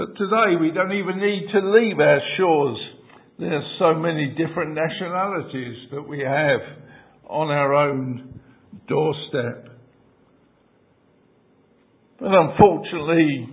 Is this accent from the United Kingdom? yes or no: yes; London, United Kingdom; I grew up in the East End and I spent many years in Aldgate, and the church was in Mile End